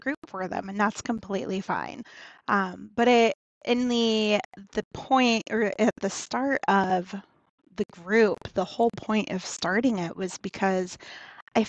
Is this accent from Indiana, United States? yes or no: yes; Northern Indiana, United States; I was born and raised in Northern Indiana